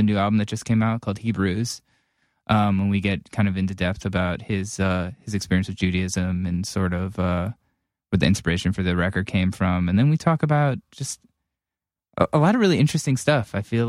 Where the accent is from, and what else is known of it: Cleveland, Ohio, United States